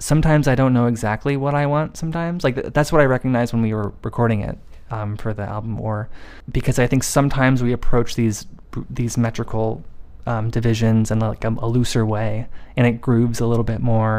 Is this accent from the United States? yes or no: yes; United States; being an American